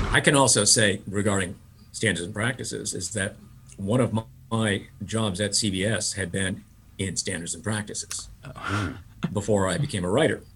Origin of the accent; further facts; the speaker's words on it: Wisconsin, United States; growing up in Wisconsin, where there was a lot of beer